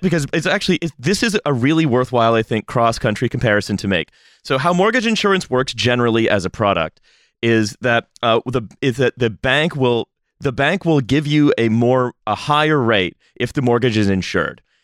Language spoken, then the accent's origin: English; Canada; as a Canadian